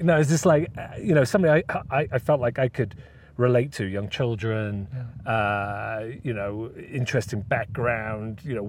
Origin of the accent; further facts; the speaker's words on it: United Kingdom; As a Brit